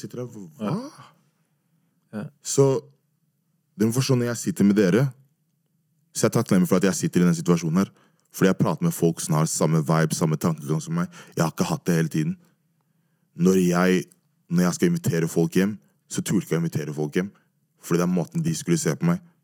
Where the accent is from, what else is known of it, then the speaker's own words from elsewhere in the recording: Oslo, Norway; jeg er fra Majorstuen